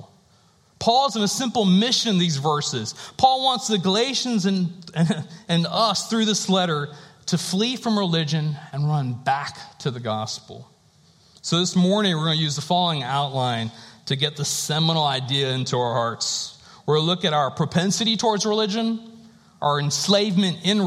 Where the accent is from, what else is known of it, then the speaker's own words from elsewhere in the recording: North Carolina, United States; I was born and raised in North Carolina